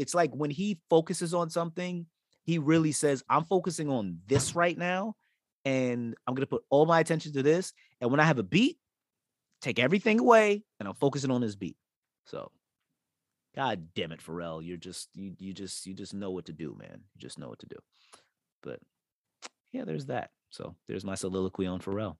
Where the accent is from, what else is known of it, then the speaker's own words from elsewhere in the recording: New York, United States; I'm from New York